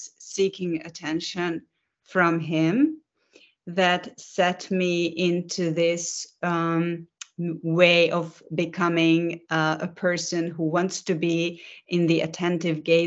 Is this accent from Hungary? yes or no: yes; Budapest, Hungary; I am currently in Budapest, which is my hometown in Hungary, which is in Central Europe